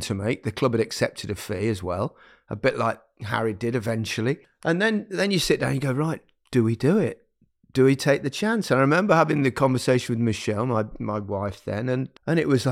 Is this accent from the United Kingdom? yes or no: yes; Leicester, East Midlands, United Kingdom; moved away as an adult; my hometown club, Leicester